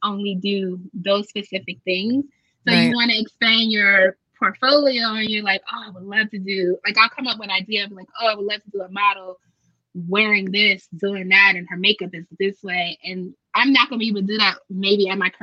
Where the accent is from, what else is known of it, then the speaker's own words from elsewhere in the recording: United States; we're from America